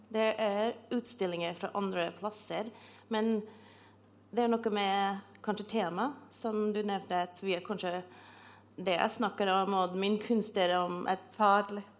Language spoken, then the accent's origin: Norwegian; Canada; Norwegian is a second language; moved away as an adult; now in Norway; Jeg kommer fra Canada, og jeg kommer fra et, et, by som er kanskje som en størrelse som Trondheim.